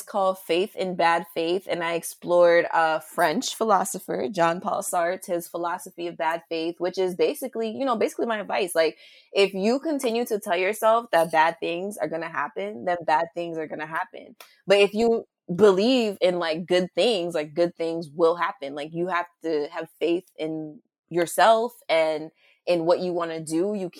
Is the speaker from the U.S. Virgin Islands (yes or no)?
yes; St. Croix, U.S. Virgin Islands; also born or lived in United States; And I was born on St. Croix, but like, it's just like certain things I've always questioned about myself growing up.